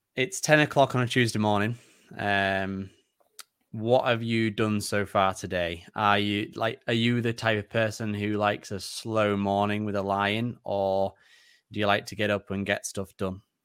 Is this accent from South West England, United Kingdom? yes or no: no; Yorkshire and the Humber, United Kingdom; both being Yorkshire folk